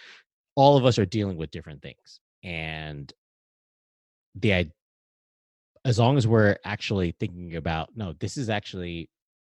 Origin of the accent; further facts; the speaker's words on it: Hawaii, United States; also born or lived in Alaska; now in Maryland, United States; I'm from Hawaii